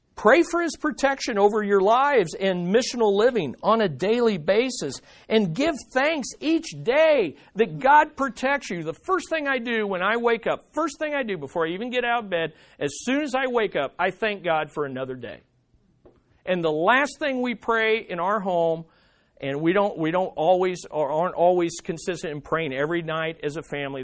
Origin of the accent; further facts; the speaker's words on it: United States; we as American Christians